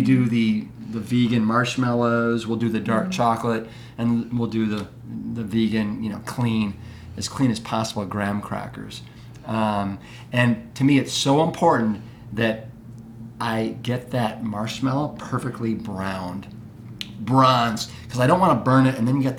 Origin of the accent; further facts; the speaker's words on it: Cleveland, Ohio, United States; growing up in Cleveland, Ohio